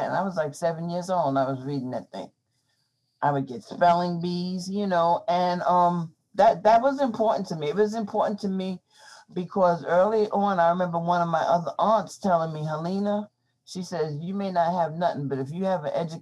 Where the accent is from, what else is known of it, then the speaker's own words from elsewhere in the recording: New York City, New York, United States; I grew up in Brooklyn at that time